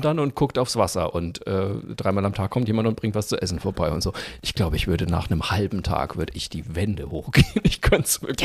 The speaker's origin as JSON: {"language": "German", "area": "Franconia", "region": "Bavaria", "country": "Germany", "said": "ich bin ja Franke"}